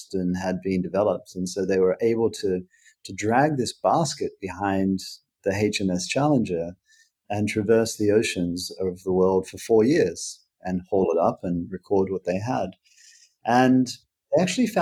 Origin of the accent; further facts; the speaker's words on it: Queensland, Australia; moved away; as a Queenslander, you know, I've grown to like it a lot more since I've lived away from Australia than I did when I lived there